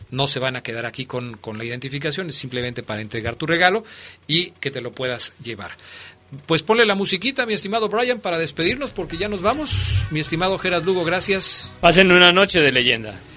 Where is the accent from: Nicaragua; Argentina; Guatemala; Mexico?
Mexico; Mexico City; now in León, Mexico; yo no nací aquí, yo llegué de la Ciudad de México, pero cuando empecé a conocer al Club León